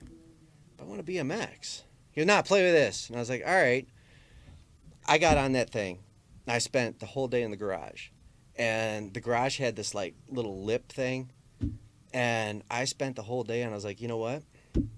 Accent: Armada, Michigan, United States; best friends when I was growing up in Armada

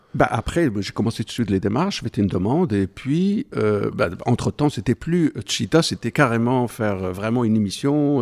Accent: Morocco; moved away as an adult; je suis marocain d'origine, je suis né au Maroc à la fin de 1959

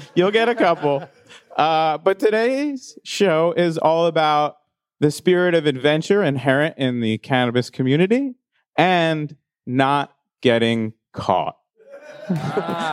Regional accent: East Coast, United States; moved away; I grew up on the East Coast.

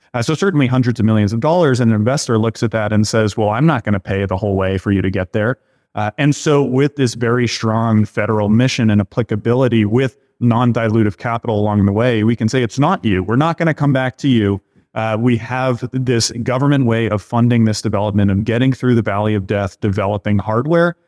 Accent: Boston, Massachusetts, United States; I grew up in the Boston area here and went to school here

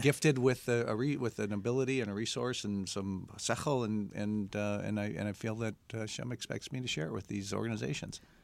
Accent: Mount Clemens, Michigan, United States; I'm uh, born and raised in Mount Clemens, an uh, East Sider from the Detroit area

